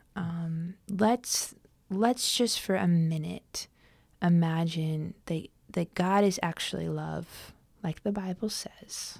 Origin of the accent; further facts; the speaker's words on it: Southern California, United States; I grew up unchurched in Southern California